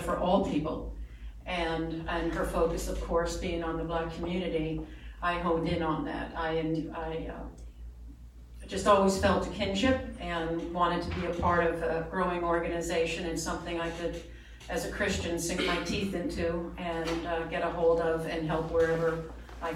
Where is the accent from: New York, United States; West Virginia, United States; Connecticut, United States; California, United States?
New York, United States; New York City; moved away as an adult; now in Sarasota, United States; I am a New York native, proud of it. I grew up in New York City